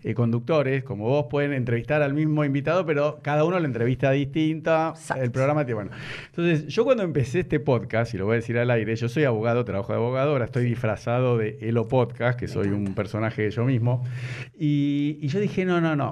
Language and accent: Spanish; Buenos Aires, Argentina; now in Nordelta, Argentina; me crié en Belgrano